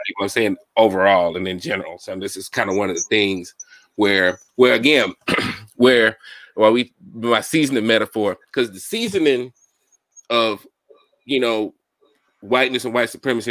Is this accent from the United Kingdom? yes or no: no; Mobile, Alabama, United States; I grew up in Mobile